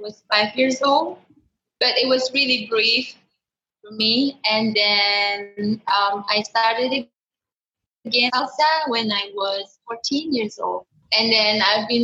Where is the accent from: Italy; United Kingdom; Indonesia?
Indonesia; I'm from Indonesia